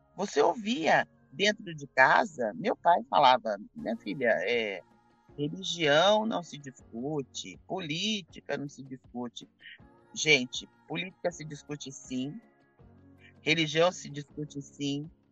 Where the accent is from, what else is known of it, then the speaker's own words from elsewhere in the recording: Campinas, São Paulo, Brazil; eu sou de Campinas